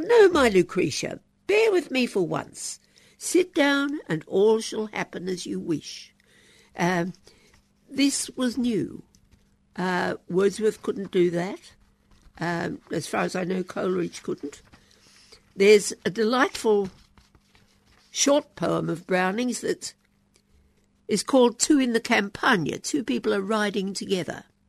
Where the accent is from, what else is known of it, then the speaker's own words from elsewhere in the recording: Queensland, Australia; in the Queensland school I went to and at the University of Queensland